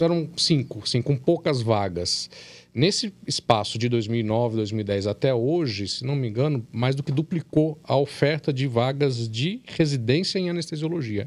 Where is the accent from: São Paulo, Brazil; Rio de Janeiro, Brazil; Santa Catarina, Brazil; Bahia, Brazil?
São Paulo, Brazil; moved away as an adult; now in Minas Gerais, Brazil; Eu não sou de, de, de Minas, eu sou de São Paulo.